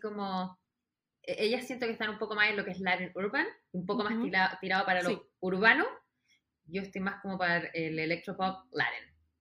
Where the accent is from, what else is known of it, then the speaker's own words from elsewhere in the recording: Chile; moved away as an adult; also born or lived in New York; now in Los Angeles, United States; soy de Chile, pero ahora estoy viviendo en Los Ángeles, California. Llevo ya casi 13 años radicada en Estados Unidos.